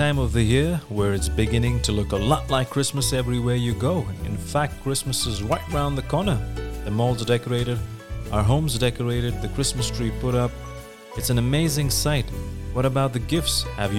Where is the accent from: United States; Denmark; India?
India; Bethal Bathim, Goa; moved away as an adult; now in United Arab Emirates; I'm from India. I come from Bethal Bathim, a small village in South Goa known for its beautiful church, sunset beach, restaurants, good people, and the culture. But I currently stay here in UAE.